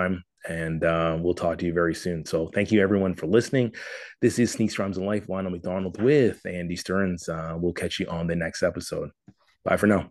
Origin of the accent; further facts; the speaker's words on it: Toronto, Ontario, Canada; my hometown of Toronto